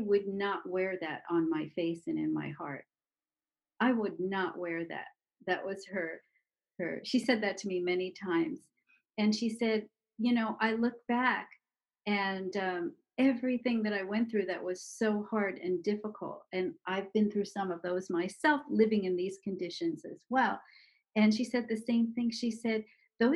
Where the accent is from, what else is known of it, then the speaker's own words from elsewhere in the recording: New York City, New York, United States; we are the same age, and we grew up in Brooklyn together.